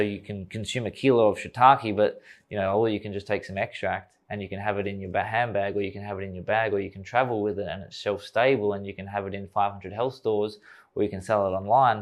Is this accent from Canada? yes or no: no; Australia; young kid growing up in Australia, wanna play cricket for Australia